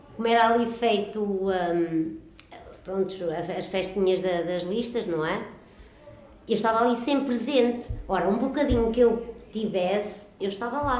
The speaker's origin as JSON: {"language": "Portuguese", "country": "Portugal", "tie": "born or raised there", "said": "a minha infância vivia uh, na Escravelheira, onde eu moro hoje."}